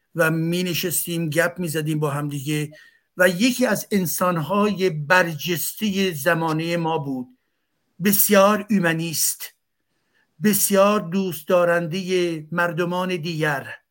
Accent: Iran; moved away; منی که از ایران هستم

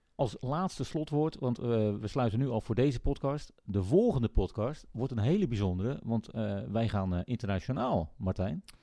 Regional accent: Netherlands; wij, wij wel directer als Nederlanders

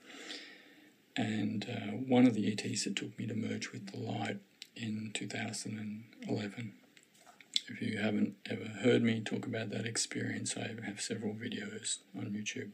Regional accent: Australia; now in Victoria, Australia; I'm an Australian, I live in Victoria, Melbourne is the capital of our city, of our state

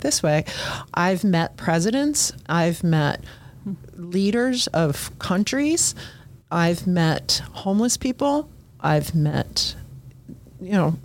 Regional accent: Washington, District of Columbia, United States; moved away as an adult; also born or lived in Urbana, Ohio; now in Fairborn, United States; I was raised pretty much in DC

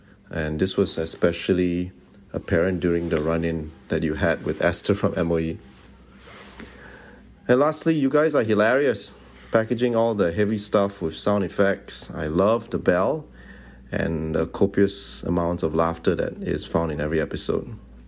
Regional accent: Singapore; now in Honolulu, United States; I'm Singaporean, but currently live in Honolulu on the island of Oahu.

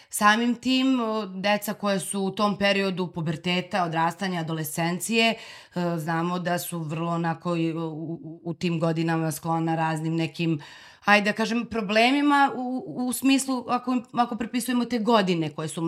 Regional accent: Zubin Potok, Kosovo; now in Belgrade, Serbia; meni je nekako od uvek moje mesto gde sam odrasla, sad volim ga najviše na svetu, naravno, ali od uvek mi je bilo malo i želela sam i znala sam da ću da dođem u Beograd.

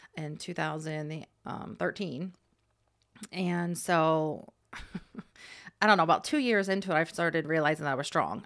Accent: Hershey, Pennsylvania, United States; also born or lived in Ohio; she moved out here when I was ten, so I was in fourth grade. So we moved to Hershey, and I went to Hershey

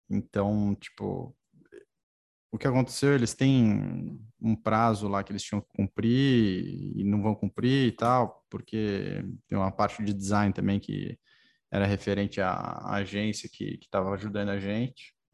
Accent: Botucatu, São Paulo, Brazil; moved away; Eu sou, sou de Botucatu. Família toda segue em Botucatu. Segue lá.

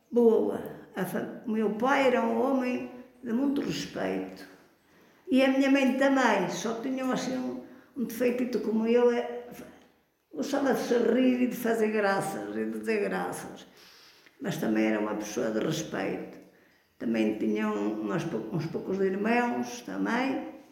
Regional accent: Canas de Senhorim, Centro, Portugal; E fui criada toda a vida na Rua do Passo.

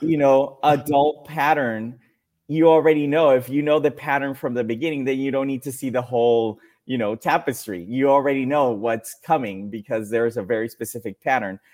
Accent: Mexico; English is a second language; also born or lived in Dominican Republic; I was born in Dominican Republic, then moved to Mexico, and it was an abrupt change of life, of culture, of everything, friends, family

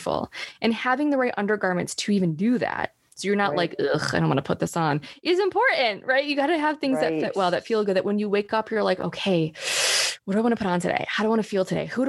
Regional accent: Rochester, New York, United States; moved away as an adult; now in Oklahoma, United States; moved to New York City when I was 18 from Rochester, New York

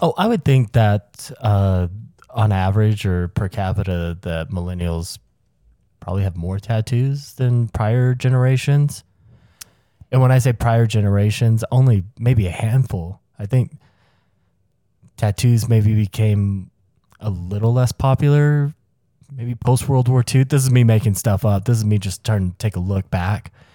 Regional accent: the South, United States; where I grew up in the South

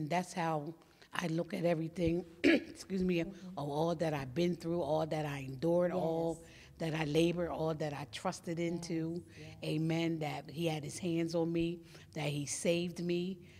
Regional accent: West Chester, Pennsylvania, United States; now in Coachville, United States; I'm from originally from Westchester, Pennsylvania, but I reside in Coachville, Pennsylvania.

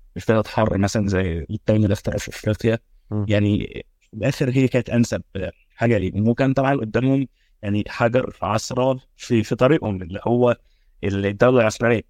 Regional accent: Egypt; عندنا في مصر

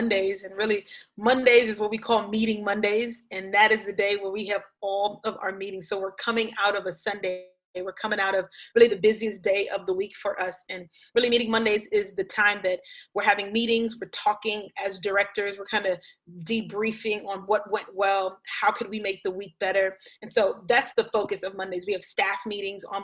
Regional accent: Brooklyn, New York, United States; moved away as an adult; now in Miami, United States; I grew up in church in Brooklyn

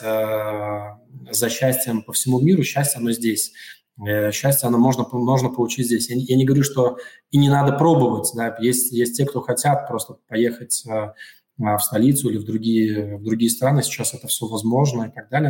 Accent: Daugavpils, Latvia; also born or lived in Riga; я вернулся э, в 2019 году, э, вернулся в, в родной город

